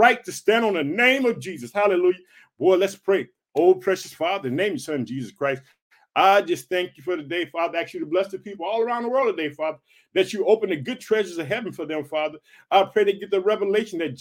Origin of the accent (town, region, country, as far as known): Illinois, United States